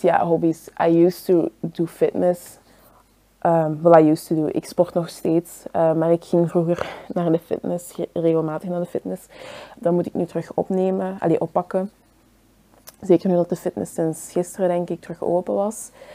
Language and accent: Dutch; Belgium; Ik ben zelf hier geboren in België, maar dat maakt mij niet per se enkel Belg.